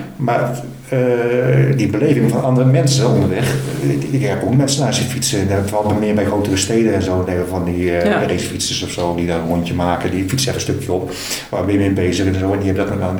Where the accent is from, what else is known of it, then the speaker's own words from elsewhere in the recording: Netherlands; ik ben een Nederlander